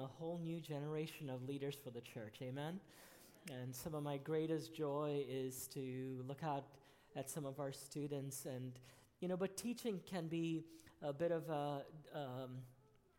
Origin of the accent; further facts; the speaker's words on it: Kuwait; moved away as an adult; also born or lived in Rhode Island, United States; now in United States; I came to the U.S. when I was 18. I was born in Kuwait